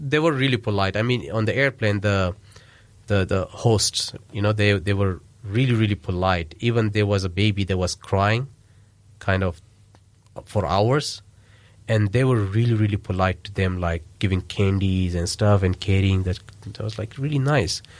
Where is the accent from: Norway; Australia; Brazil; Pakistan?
Pakistan; English is a second language; So, yeah, so that's, that's one of the things I felt, but not as a Pakistani. As a Pakistani, they had a lot of respect for us.